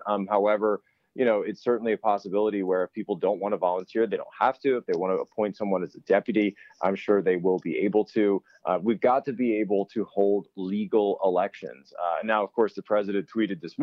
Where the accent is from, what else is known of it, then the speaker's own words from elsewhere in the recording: Pennsylvania, United States; moved away; my home state of Pennsylvania